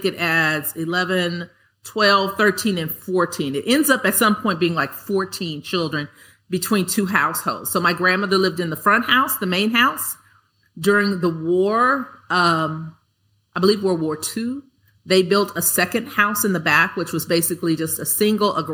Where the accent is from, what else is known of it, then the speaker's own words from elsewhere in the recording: Los Angeles, California, United States; I grew up in South Central, South Los Angeles